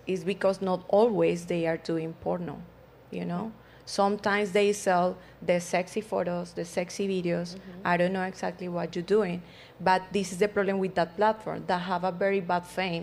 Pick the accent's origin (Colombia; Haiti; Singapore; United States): Colombia; moved away; I came from Colombia. We have a very judgmental country.